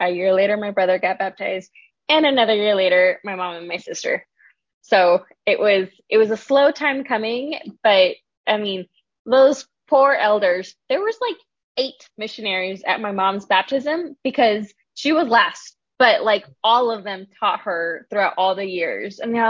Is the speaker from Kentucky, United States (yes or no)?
no; Las Vegas, Nevada, United States; In Las Vegas. I've been here maybe like 25 years.